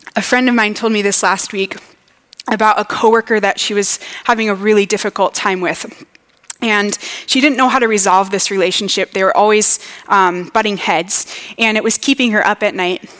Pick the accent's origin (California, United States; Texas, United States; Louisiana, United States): Louisiana, United States; moved away as an adult; now in Minnesota, United States; I was from Louisiana